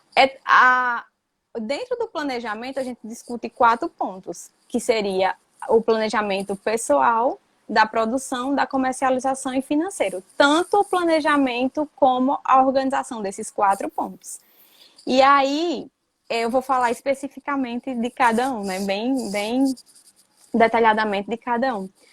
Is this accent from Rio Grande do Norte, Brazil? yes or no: yes; Patu, Rio Grande do Norte, Brazil; moved away as an adult; also born or lived in Mossoró; now in Aracaju, Brazil; Eu sou natural do Rio Grande do Norte, sou do sertão do Rio Grande do Norte, de uma cidade chamada Patu